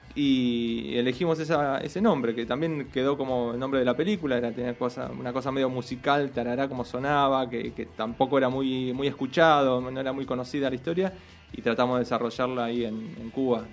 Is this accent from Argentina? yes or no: yes; Avellaneda, Buenos Aires Province, Argentina; nosotros somos de Avellaneda, la ciudad de Buenos Aires de la provincia de Buenos Aires